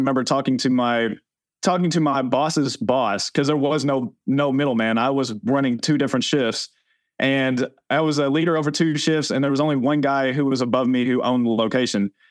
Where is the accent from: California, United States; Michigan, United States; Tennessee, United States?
Tennessee, United States; growing up in Tennessee, that's what I was taught